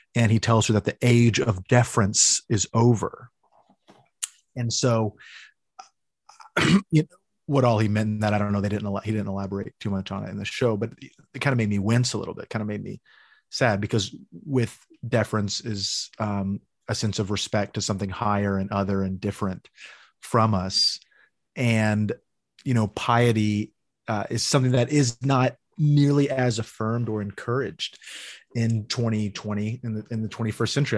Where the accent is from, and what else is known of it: Amarillo, Texas, United States; born or raised there